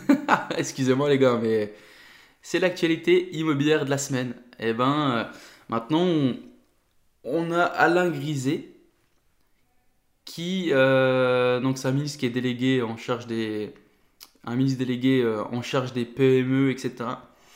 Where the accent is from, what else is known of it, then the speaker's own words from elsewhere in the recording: Nord, Hauts-de-France, France; now in Ain, France; j'habite dans l'Ain, mais je suis originaire du Nord